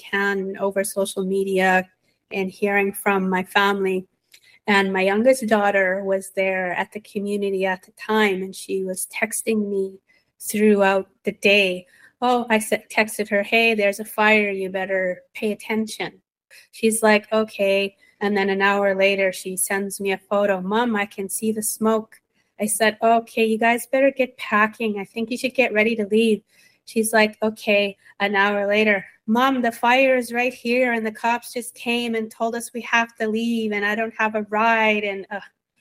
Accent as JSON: {"language": "English", "area": "Sturgeon Lake Cree Nation", "region": "Alberta", "country": "Canada", "moved": "yes", "lives_now": "Winnipeg, Canada", "said": "I'm also from the Sturgeon Lake Cree Nation in Treaty 8 Territory. I live in Winnipeg"}